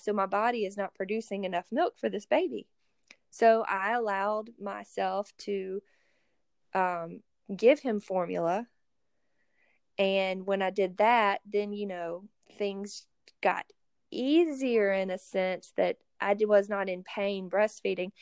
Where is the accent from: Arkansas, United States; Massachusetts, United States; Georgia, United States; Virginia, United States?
Georgia, United States; Athens; We are both from the Athens, Georgia area